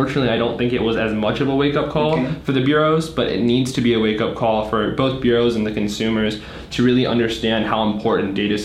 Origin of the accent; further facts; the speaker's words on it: Washington, District of Columbia, United States; moved away; also born or lived in Charlotte, North Carolina; We're from DC originally